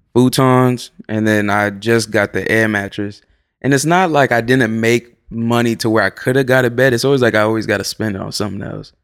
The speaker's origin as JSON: {"language": "English", "region": "Florida", "country": "United States", "tie": "born or raised there", "also_born_or_lived": "Salem, Massachusetts / Boston, Massachusetts", "moved": "as an adult", "lives_now": "Los Angeles, United States", "said": "I was raised in Florida"}